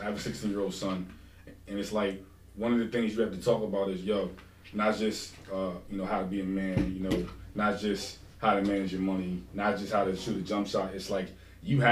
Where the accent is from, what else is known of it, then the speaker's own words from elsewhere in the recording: Wilmington, United States; I'm born and raised in Wilmington